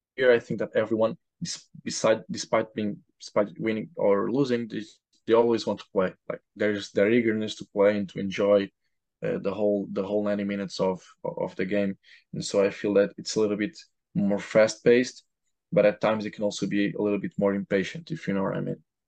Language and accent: English; Portugal; moved away as an adult; also born or lived in Lisbon, Portugal; now in Providence, United States; I'm from Portugal